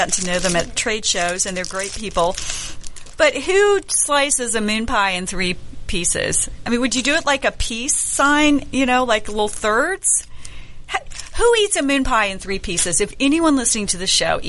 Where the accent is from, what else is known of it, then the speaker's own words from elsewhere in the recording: the South, United States; I'm from the South